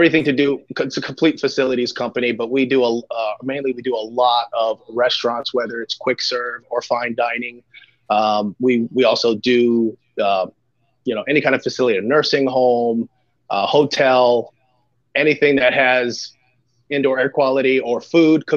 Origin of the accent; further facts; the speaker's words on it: Southwest Florida, United States; also born or lived in Philadelphia, Pennsylvania; I'm a Florida guy. I was born in Philadelphia, but we moved down here when I was in the first grade, very young. So, I was raised in the Southwest Florida area